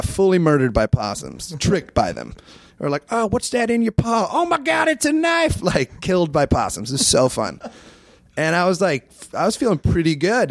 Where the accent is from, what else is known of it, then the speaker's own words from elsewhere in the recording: Iowa, United States; moved away; I grew up in Iowa